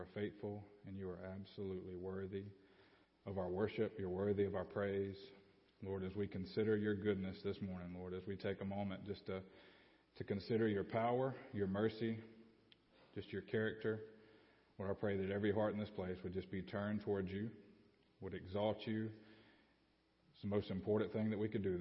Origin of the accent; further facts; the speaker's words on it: Babbie, Alabama, United States; also born or lived in Opp, Alabama; grew up in Babby